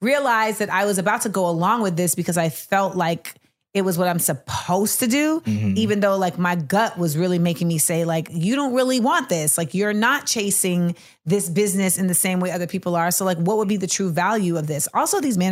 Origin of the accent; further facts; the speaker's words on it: Florida, United States; I'm from Florida